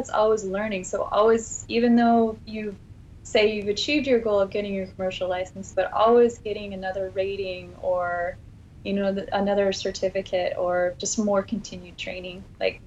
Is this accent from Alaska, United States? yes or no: yes; Alaska, United States; Growing up in Alaska